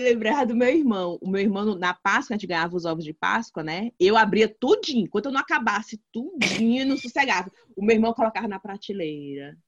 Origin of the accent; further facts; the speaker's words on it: Brazil; moved away; eu sou brasileira, Brasília